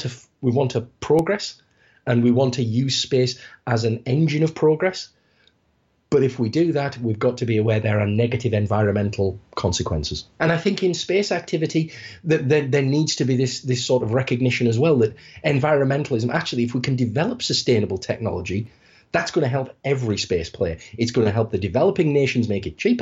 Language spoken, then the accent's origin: English; United Kingdom; I'm from the United Kingdom